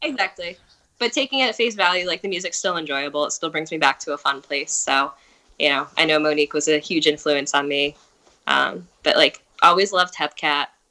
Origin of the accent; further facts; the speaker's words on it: East Brunswick, New Jersey, United States; I'm also from East Brunswick